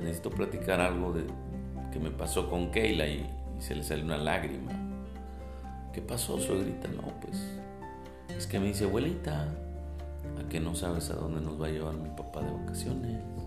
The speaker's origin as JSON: {"language": "Spanish", "town": "Monterrey", "region": "Nuevo León", "country": "Mexico", "said": "soy de Monterrey, soy pastor en Monterrey"}